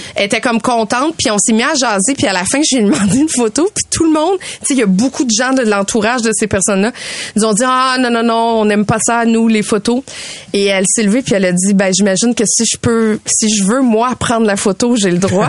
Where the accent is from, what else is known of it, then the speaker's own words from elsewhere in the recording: Canada; je viens du Canada